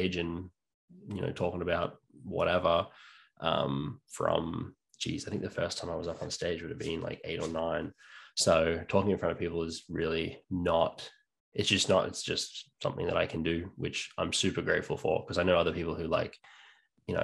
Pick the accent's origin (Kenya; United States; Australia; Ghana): Australia; New South Wales; moved away as an adult; also born or lived in North Queensland, Australia / England / Canada; I'm born and bred in Australia. I lived there until I was six in North Queensland.